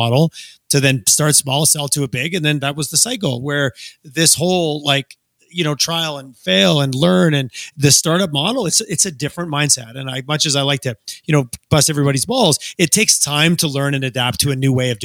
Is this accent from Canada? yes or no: yes; Montreal, Quebec, Canada; now in Alberta, Canada; I grew up in Montreal, a lot of friends in Montreal